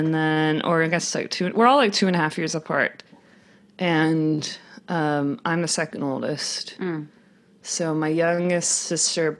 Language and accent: English; North Carolina, United States; also born or lived in Georgia; I grew up, originally I grew up with like 3 sisters and, 2 parents in North Carolina.